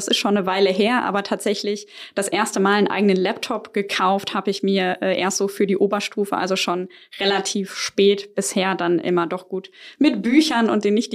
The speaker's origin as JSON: {"language": "German", "country": "Germany", "also_born_or_lived": "Silicon Valley, United States / United Kingdom", "moved": "as an adult", "said": "Ich komme aus Deutschland, bin aber für den ersten Job in die USA gezogen"}